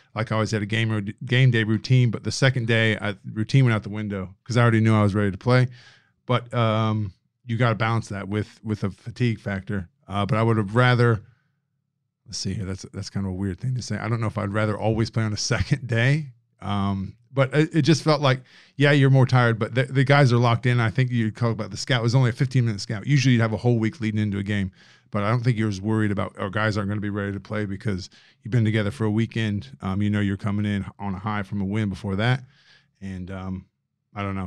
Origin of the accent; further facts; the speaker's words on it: Indiana, United States; now in Australia; Caucasian, Indiana, guy from Indiana